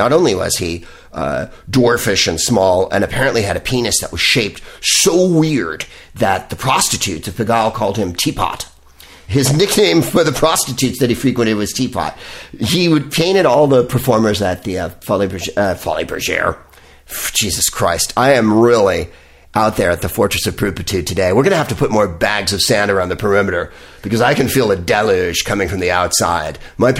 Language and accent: English; San Francisco, California, United States; now in West Hollywood, United States; San Francisco because it's my hometown.